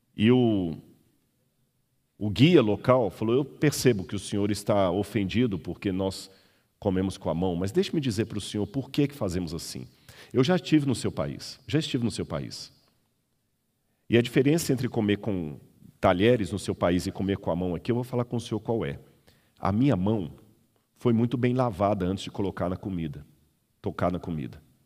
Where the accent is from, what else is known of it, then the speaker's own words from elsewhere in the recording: Belo Horizonte, Minas Gerais, Brazil; Eu sou mineiro, de Belo Horizonte